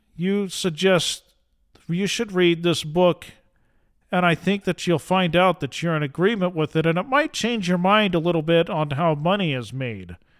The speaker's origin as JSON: {"language": "English", "region": "Utah", "country": "United States", "said": "I am from Utah."}